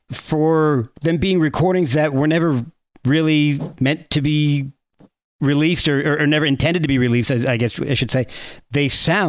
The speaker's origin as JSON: {"language": "English", "region": "New Jersey", "country": "United States", "said": "Hey, I was from Jersey too, so that's all right."}